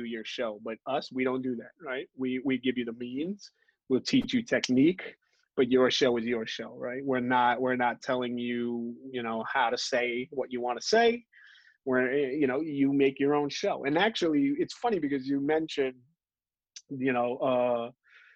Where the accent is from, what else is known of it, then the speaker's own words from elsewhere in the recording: New York City, New York, United States; I grew up in Brooklyn, born and raised